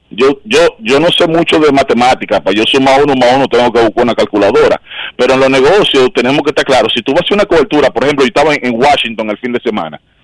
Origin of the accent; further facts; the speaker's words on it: Dominican Republic; moved away as an adult; now in United States; Yo nací en República Dominicana el 20 de octubre de 1980. Yo viví en República Dominicana los primeros 30 años de mi vida